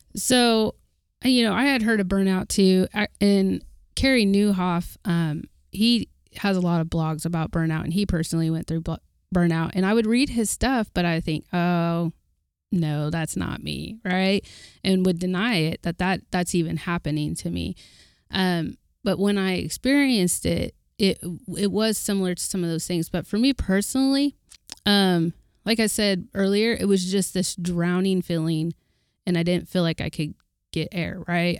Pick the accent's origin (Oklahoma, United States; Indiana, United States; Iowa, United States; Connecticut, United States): Oklahoma, United States; I'm from Oklahoma